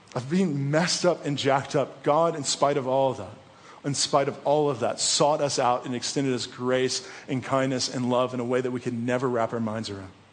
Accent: East Coast, United States; moved away; Even though I was born on the East Coast, my family is here.

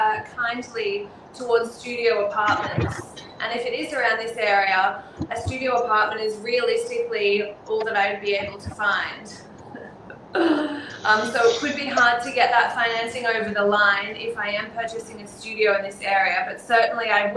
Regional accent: Sydney, New South Wales, Australia; I'm born and raised in the Northern Beaches, and I would love to buy something in the area that I've grown up

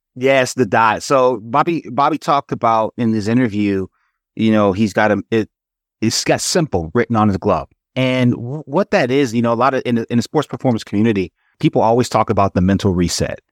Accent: Atlanta, Georgia, United States; when I was a kid, you know, I grew up in Atlanta

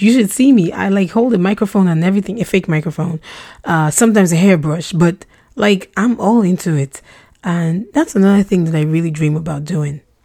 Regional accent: Nigeria; first language Russian; English is a second language; also born or lived in Russia; we relocated to Nigeria when I was four, and I had to quickly learn how to speak English

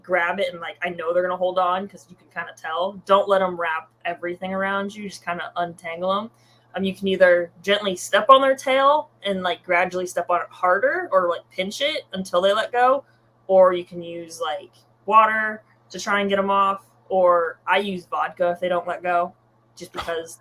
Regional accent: California, United States; I'm from California

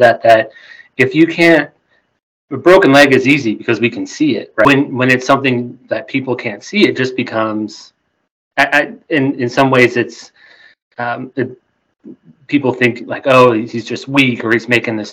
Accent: Wyoming, United States; moved away as an adult; now in Wichita, United States; I grew up in Wyoming

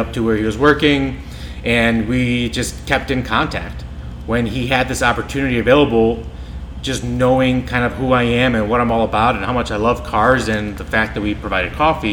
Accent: Iceland; now in Solon, United States; I grew up in Iceland

